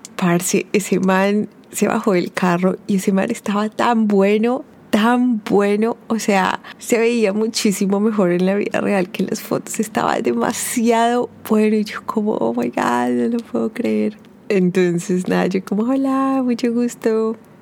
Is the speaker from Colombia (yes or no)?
yes; Colombia; yo era de Colombia